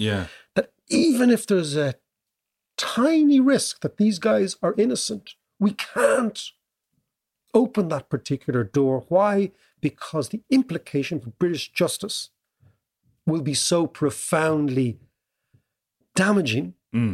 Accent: Ireland; as an Irish kid at the time, young kid

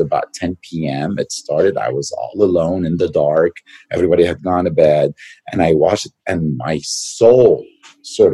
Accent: Lebanon; moved away; I was born in Lebanon to a Lebanese dad and an Armenian mother, and I did grow up there

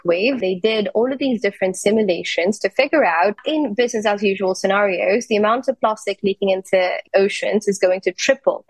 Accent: India; I'm from India

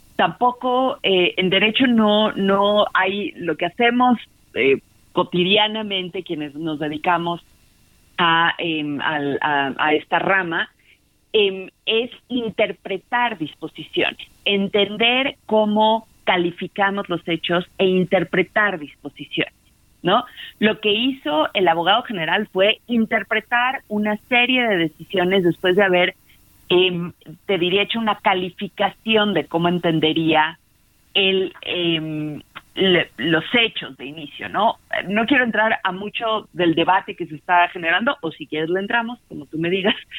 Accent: Mexico

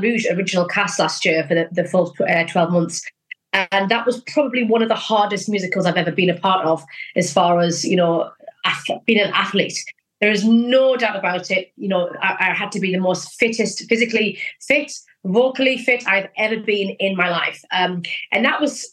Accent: North East England, United Kingdom; I'm originally from the Northeast.

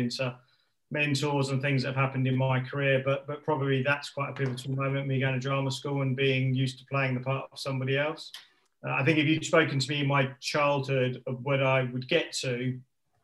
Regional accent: London, United Kingdom; also born or lived in Watford area; I was born and bred in Northwest London, started life in sort of Ruislip area, and then moved over towards the Watford area.

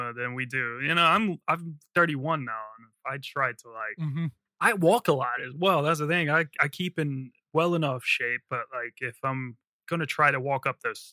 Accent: Virginia, United States; moved away as an adult; also born or lived in Philadelphia; I'm from Virginia, and I moved up to Philly for a year

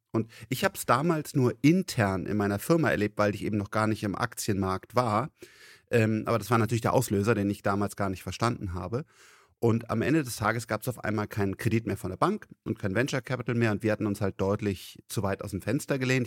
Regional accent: Rhineland, Germany; ich bin Rheinländer

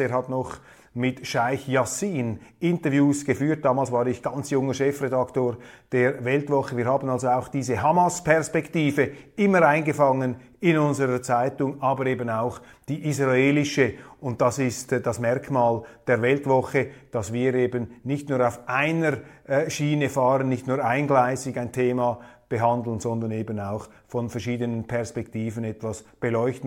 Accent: Switzerland; als Schweizer, als Mitteleuropäer

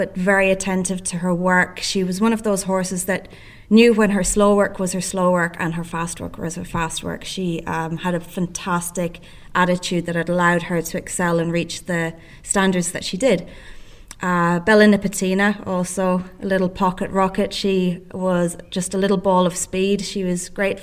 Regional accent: County Sligo, Connacht, Ireland; now in Euroa, Australia; So I grew up in County Sligo, which is on the west coast of Ireland

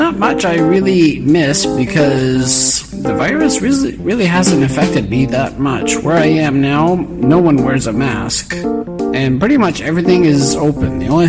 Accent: Canada; moved away; I am a Canadian.

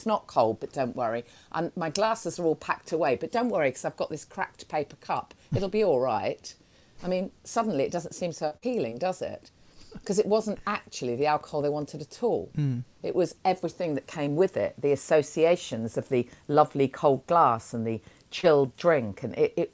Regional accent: Nottingham, East Midlands, United Kingdom; I'm from Nottingham

